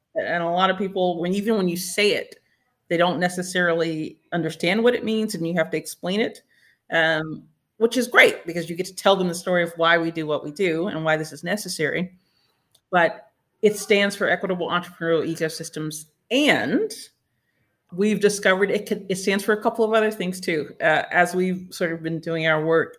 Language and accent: English; Winston-Salem, North Carolina, United States; now in Durham, United States; my hometown of Winston-Salem